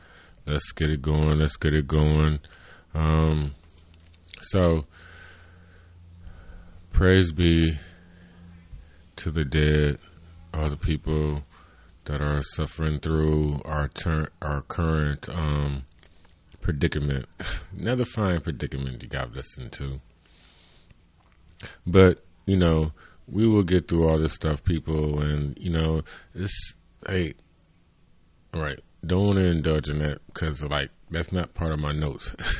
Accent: Cleveland, Ohio, United States; I'm from Cleveland.

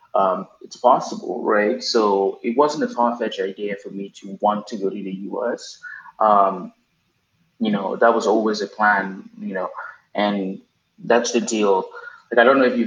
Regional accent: Cameroon; moved away as an adult; also born or lived in Arkansas, United States / Dallas, United States; now in New York, United States; born and raised in Cameroon, West Central Africa.

